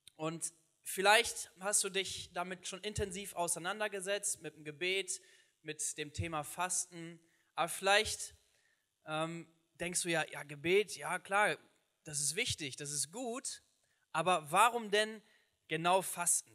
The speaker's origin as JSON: {"language": "German", "country": "Germany", "said": "bei uns in Deutschland"}